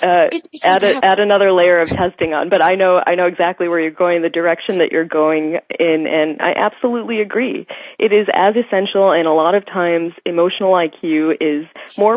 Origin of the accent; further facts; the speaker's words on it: United States; I come from two Indian immigrant parents, and I grew up in the States